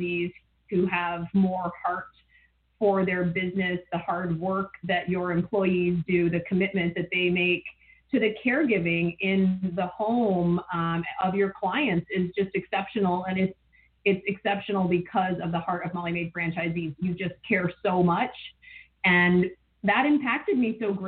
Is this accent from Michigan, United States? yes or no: yes; Ann Arbor, Michigan, United States; I grew up in Ann Arbor